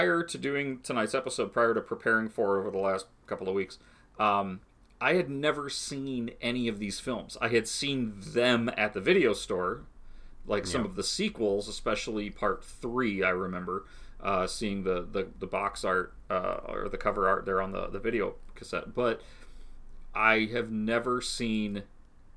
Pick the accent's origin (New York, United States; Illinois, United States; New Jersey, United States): Illinois, United States; Pecatonica; growing up in Pecatonic, Illinois, this little town in northern Illinois